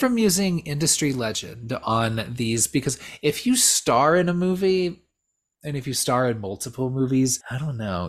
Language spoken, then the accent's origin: English; Southern California, United States; we're both from Southern California